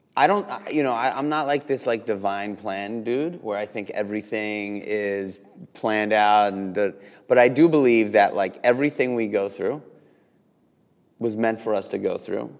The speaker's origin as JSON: {"language": "English", "town": "New York City", "region": "New York", "country": "United States", "tie": "born or raised there", "said": "born and raised in New York just like me"}